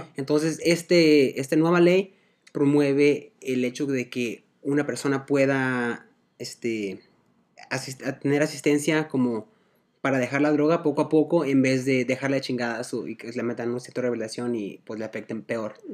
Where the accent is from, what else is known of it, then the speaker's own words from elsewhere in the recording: Guadalajara, Jalisco, Mexico; also born or lived in Oregon, United States; nací, nací en, en, el estado de Oregon, pero pues toda mi vida viví aquí en, Guadalajara